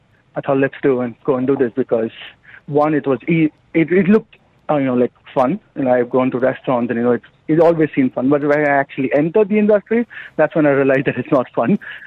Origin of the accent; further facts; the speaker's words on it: Mumbai, Maharashtra, India; moved away as an adult; now in Dubai, United Arab Emirates; I was born in Bombay, in Mumbai.